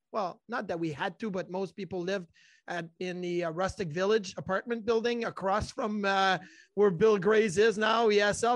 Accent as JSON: {"language": "English", "town": "Quebec City", "region": "Quebec", "country": "Canada", "tie": "born or raised there", "moved": "as an adult", "lives_now": "Buffalo, United States", "said": "I grew up in Quebec City"}